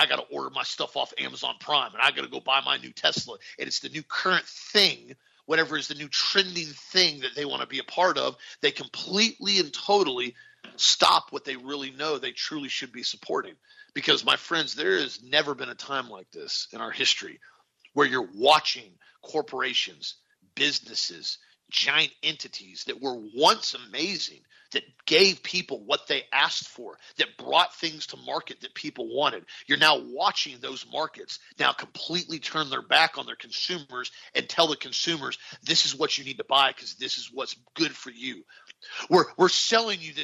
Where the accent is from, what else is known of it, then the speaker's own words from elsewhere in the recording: United States; American patriots